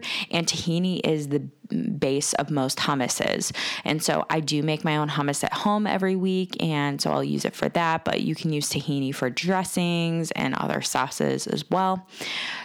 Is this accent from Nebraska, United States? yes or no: no; Cleveland, Ohio, United States; I am from Cleveland, Ohio, and I am a woman entrepreneur